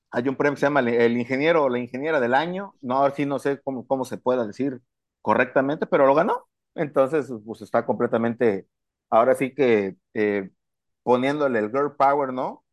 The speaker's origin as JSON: {"language": "Spanish", "country": "Mexico", "said": "como buen mexicano"}